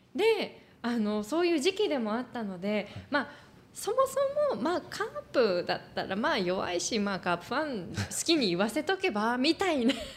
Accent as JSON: {"language": "Japanese", "region": "Hiroshima", "country": "Japan", "tie": "born or raised there", "moved": "as an adult", "lives_now": "Shizuoka, Japan", "said": "私自身は、その広島で生まれ広島で育ってで就職で静岡県に来た"}